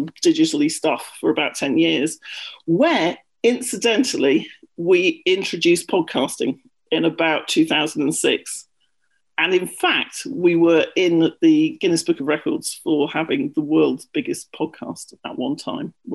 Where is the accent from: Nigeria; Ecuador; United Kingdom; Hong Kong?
United Kingdom; accent: British; moved away as an adult; also born or lived in London; now in United States; I'm British, which you may have guessed by my accent.